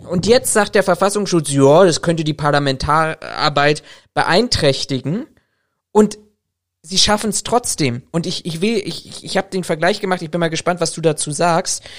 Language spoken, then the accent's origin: German; Berlin, Germany; als Berliner